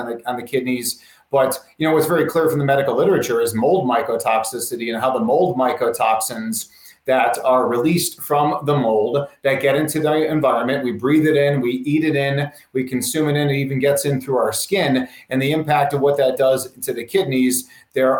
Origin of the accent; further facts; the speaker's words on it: Chicago, Illinois, United States; moved away; I came from Chicago and we're close to the Wisconsin border